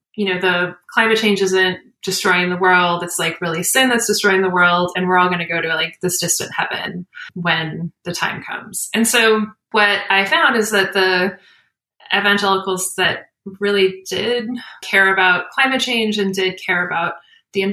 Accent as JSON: {"language": "English", "country": "United States", "tie": "born or raised there", "said": "I'm an American. Like, I grew up in the United States"}